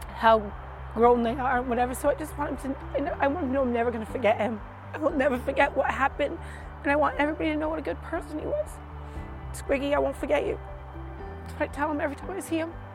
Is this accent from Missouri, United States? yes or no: no; Pawtucket, Rhode Island, United States; now in Charlestown, United States; I'm from Rhode Island, originally from Pawtucket. Now I live in Charlestown